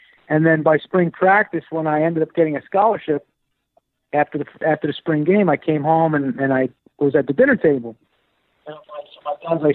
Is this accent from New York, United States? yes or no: yes; New York City, New York, United States; also born or lived in Bronx, New York; I grew up in Queens, Whitestone, Queens, in New York City. A little outside of New York, in the Bronx as well.